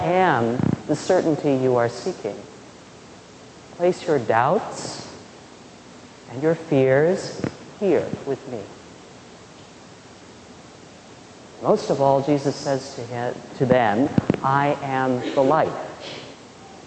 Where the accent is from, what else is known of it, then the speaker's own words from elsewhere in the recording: Midwest, United States; When I was growing up in the Midwest